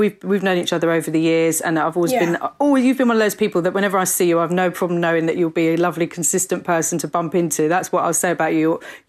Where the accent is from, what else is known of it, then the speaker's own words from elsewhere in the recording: London, United Kingdom; my family are from near Middlesbrough, right, and I grew up in Brixton